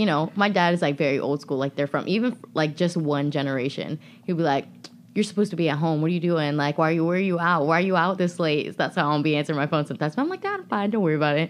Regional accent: United States; I was born here

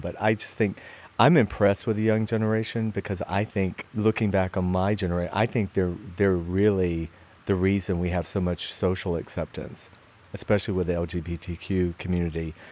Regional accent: Athens, Georgia, United States; we grew up together in Athens, Georgia

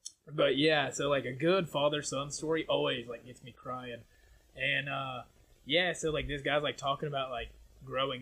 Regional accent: Appalachian Mountains, United States; I'm from the Appalachian Mountains

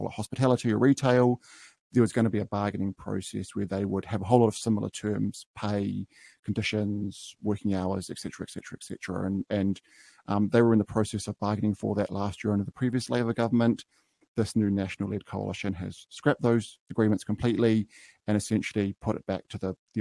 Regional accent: New Zealand; I was come from Bay of Plenty, Waikato region, so dealing with a lot of small and medium-sized businesses there in my hometowns

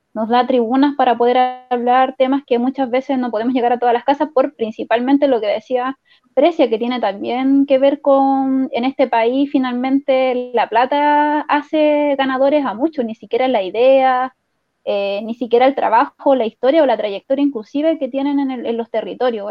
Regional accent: Peñalolén, Santiago Metropolitan Region, Chile; yo soy de Peñarolén

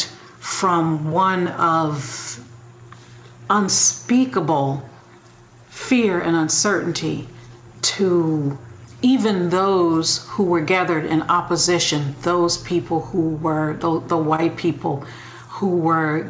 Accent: St. Louis, Missouri, United States; I was brought up in St. Louis

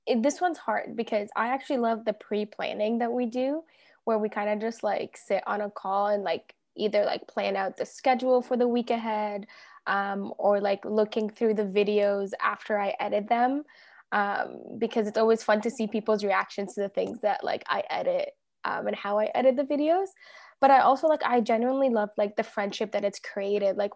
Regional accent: Toronto, Ontario, Canada; also born or lived in Egypt / Dubai; clearly. Um, I'm 24. I turned 25 in just a few months, and I am from Toronto, Ontario, um, but originally from Egypt and was born in Dubai.

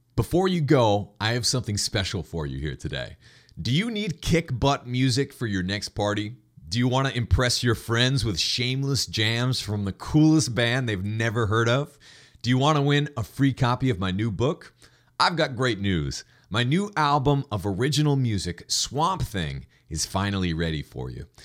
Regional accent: New Hampshire, United States; I am from New Hampshire

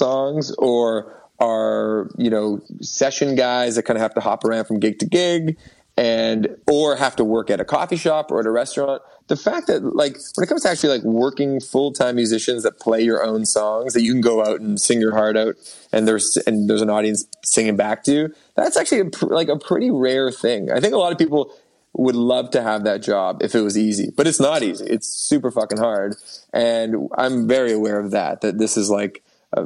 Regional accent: Toronto, Ontario, Canada; moved away as an adult; now in Hamilton, Canada; I live in Hamilton, downtown Hamilton. I grew up in Toronto, but I went to school at McMaster, so I just ended up staying here

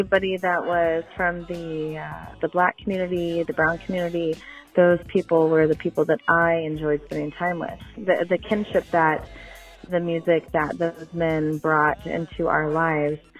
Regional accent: Camas, Washington, United States; I was probably middle school, high school in the mid-90s. I came from a small town, Camas, Washington

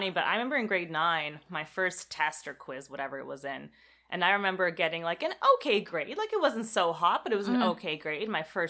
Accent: Canada; also born or lived in Israel; So I was born in Israel, moved to Canada when I was four. So I was quite young.

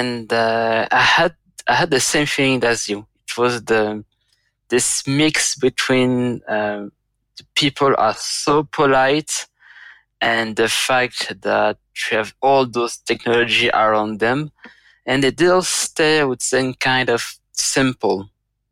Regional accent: Geneva, Switzerland; I'm from Geneva, Switzerland

